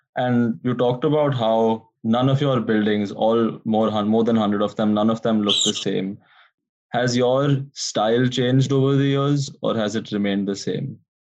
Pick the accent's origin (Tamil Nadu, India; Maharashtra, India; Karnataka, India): Maharashtra, India; Mumbai; moved away as an adult; I grew up in Mumbai a mega city on India's west coast